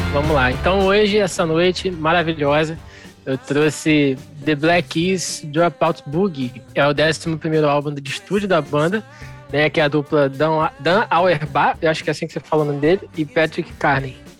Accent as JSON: {"language": "Portuguese", "country": "Brazil", "said": "como brasileiros ou como não americanos"}